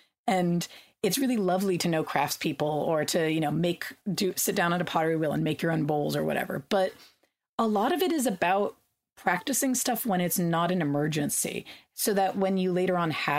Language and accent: English; California, United States; during one of the droughts I grew up in California, we had water rationing